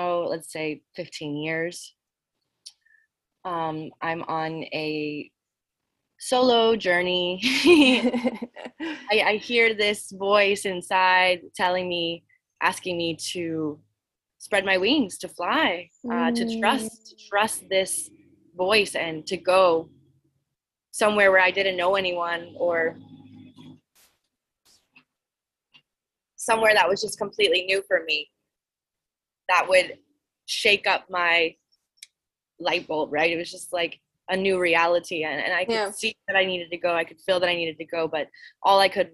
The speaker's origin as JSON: {"language": "English", "town": "New Orleans", "region": "Louisiana", "country": "United States", "tie": "born or raised there", "said": "I grew up in Louisiana, New Orleans"}